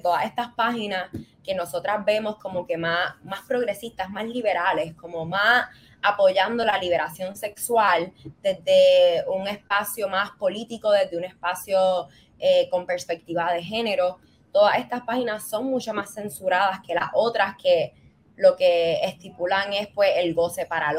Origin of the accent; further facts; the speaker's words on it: Puerto Rico; moved away as an adult; also born or lived in Barcelona; como boricua